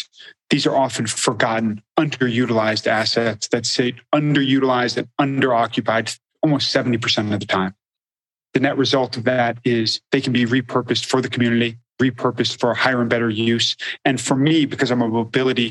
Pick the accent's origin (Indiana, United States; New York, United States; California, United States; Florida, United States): California, United States; Los Angeles; I was born and raised in Los Angeles